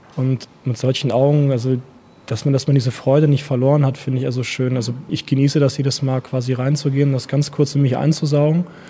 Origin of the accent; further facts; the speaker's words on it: Hillesheim, Rhineland-Palatinate, Germany; first language Russian; German is a second language; also born or lived in Erlangen; in meinem Rathaus gefragt in Hillesheim damals